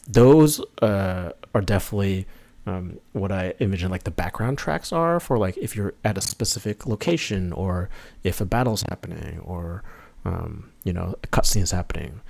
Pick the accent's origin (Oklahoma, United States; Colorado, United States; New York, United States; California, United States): New York, United States; I'm from, born and raised in New York, not in the city, just a, a little bit north of the city.